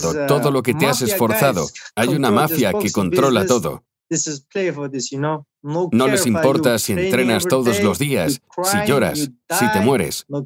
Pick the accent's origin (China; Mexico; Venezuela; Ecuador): China; Nací en China. Tengo uh, nacionalidad kazaja. En China hay 3 millones de kazajos.